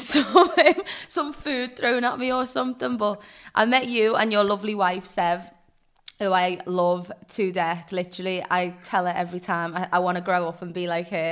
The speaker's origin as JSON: {"language": "English", "town": "Liverpool", "region": "North West England", "country": "United Kingdom", "said": "I'm Scouser"}